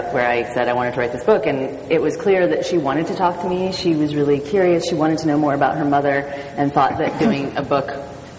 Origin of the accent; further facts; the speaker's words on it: Portland, Oregon, United States; I grew up in Portland, Oregon